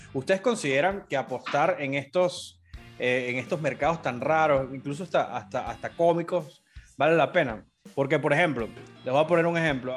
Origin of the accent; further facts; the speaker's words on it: Caracas, Capital District, Venezuela; Soy de Caracas